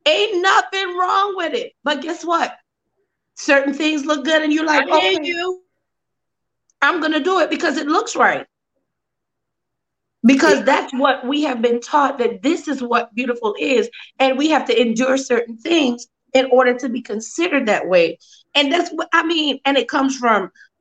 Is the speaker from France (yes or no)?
no; Trinidad & Tobago; I'm Trinidadian